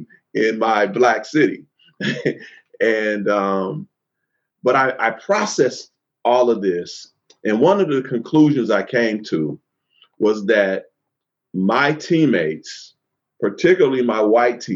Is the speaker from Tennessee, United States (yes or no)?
no; Oakland, California, United States; I grew up in Oakland